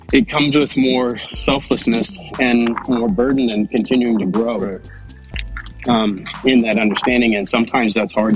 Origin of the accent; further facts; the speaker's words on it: Texas, United States; I'm I'm a Texan